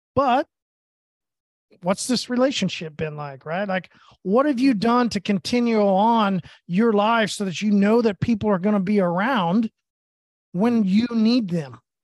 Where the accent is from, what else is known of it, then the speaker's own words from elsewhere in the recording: Tulsa, Oklahoma, United States; I'm from Oklahoma and Tulsa.